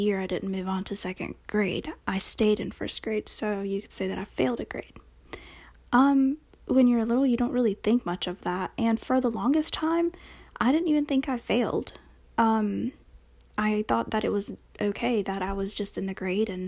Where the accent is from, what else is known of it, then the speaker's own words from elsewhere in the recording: North Carolina, United States; first language Spanish; English is a second language; also born or lived in Texas; I came to North Carolina with, you know, of course, with my parents